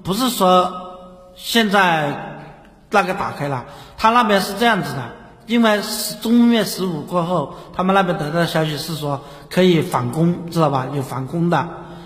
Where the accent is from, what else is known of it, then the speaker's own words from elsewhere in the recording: Hunan, China; accent: Hunan-accented Mandarin; 我是湖南的